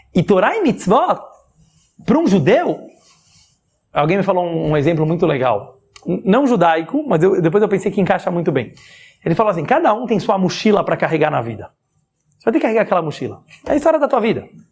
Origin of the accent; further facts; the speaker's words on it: Brazil; todos nós aqui somos brasileiros